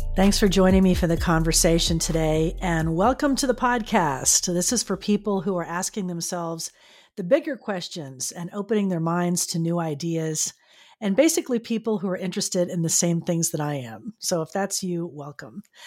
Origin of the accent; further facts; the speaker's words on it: Fort Lauderdale, Florida, United States; now in San Diego, United States; my hometown of Fort Lauderdale